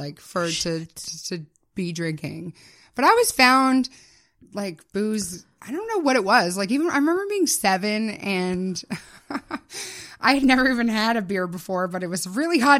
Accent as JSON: {"language": "English", "town": "Ottawa", "region": "Ontario", "country": "Canada", "tie": "born or raised there", "said": "In Barrhaven. Yeah, it's in a small suburb of Ottawa."}